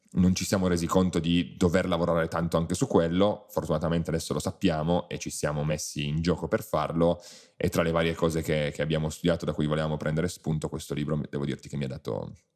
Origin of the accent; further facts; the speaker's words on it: Piedmont, Italy; da buon piemontese bevo vini, bevo vini piemontesi